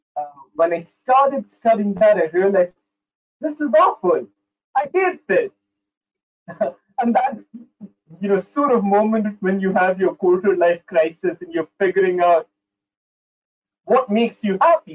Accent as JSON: {"language": "English", "country": "Saudi Arabia", "tie": "born or raised there", "also_born_or_lived": "India / United Kingdom", "lives_now": "United States", "said": "I was born and raised in Saudi Arabia. So I grew up in the Middle East, lived in a couple of the countries there."}